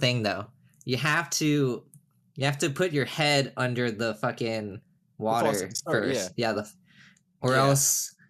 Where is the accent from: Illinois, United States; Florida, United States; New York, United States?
Florida, United States; Down here, I was raised in Florida my entire life, meaning I have never seen snow, and I just don't like the cold, man.